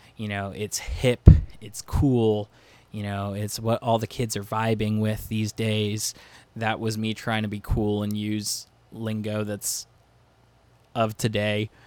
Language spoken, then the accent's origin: English; Lebanon, Pennsylvania, United States; now in Virginia Beach, United States; I grew up in Lebanon, Pennsylvania